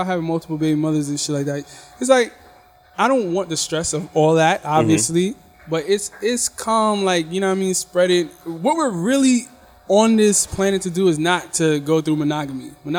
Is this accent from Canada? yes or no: no; United States; No, I'm from America.